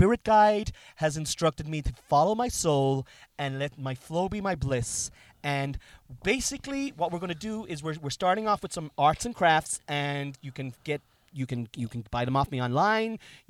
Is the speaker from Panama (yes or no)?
no; Cork, Munster, Ireland; I'm from Cork, and I'm married to a Murphy, which is a Cork name, and she's from Kerry.